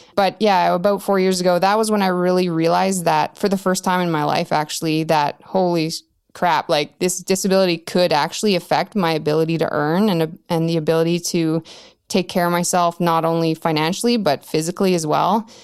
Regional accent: Whitehorse, Yukon, Canada; I'm in White Horse, Yukon, which is the capital of Yukon. Um, and I was born and raised here.

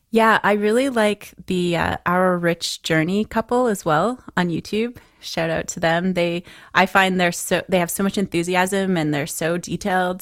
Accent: London, Ontario, Canada; I grew up in London, Ontario

